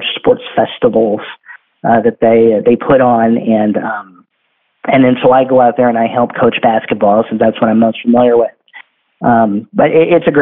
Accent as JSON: {"language": "English", "town": "Bakersfield", "region": "California", "country": "United States", "tie": "born or raised there", "said": "I work for the city government in my hometown in Bakersfield."}